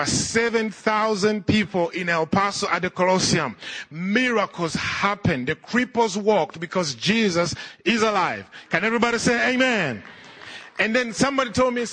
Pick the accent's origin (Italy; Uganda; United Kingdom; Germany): Uganda; Kampala; I'm from Kampala, Uganda. I was raised in Uganda.